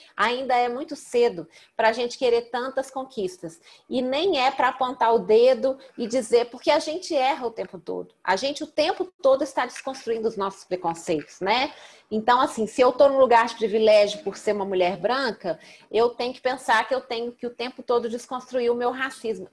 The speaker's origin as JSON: {"language": "Portuguese", "town": "Belo Horizonte", "region": "Minas Gerais", "country": "Brazil", "said": "eu sou mineira de Belo Horizonte"}